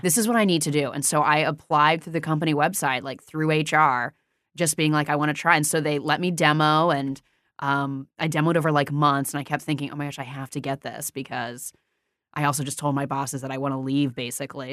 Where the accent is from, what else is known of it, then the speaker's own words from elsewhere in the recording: Indiana, United States; moved away as an adult; also born or lived in New York City; now in Los Angeles, United States; I grew up in Indiana